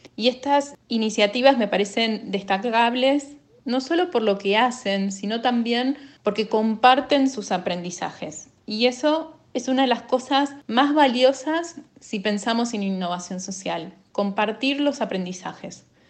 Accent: Argentina; de Argentina

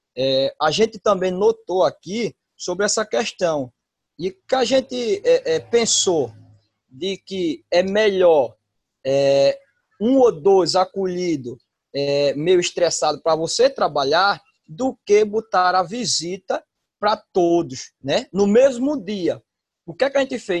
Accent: Maceió, Alagoas, Brazil; sou de Maceió, Lagoa

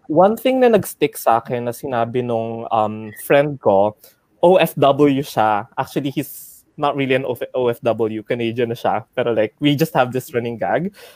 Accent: Philippines; moved away as an adult; nung bumagyo sa Pilipinas and then hometown ko yung na tamaan

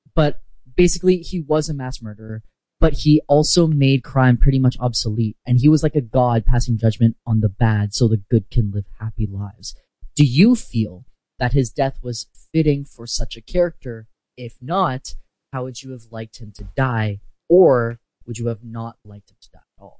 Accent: Canada; I'm also Canadian

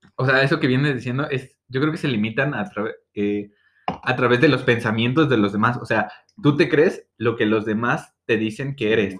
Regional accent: State of Mexico, Mexico; soy del Edomex, tengo 22 años.

